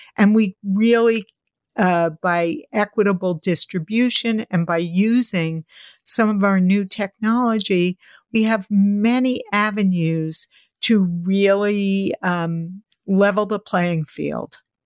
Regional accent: New York City, New York, United States; growing up in New York City

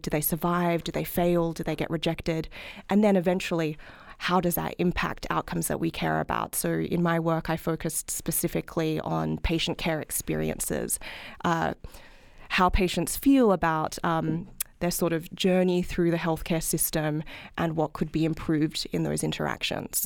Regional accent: Australia; moved away as an adult; now in United States; as you can probably tell from my accent, I'm not from this country, I'm from Australia.

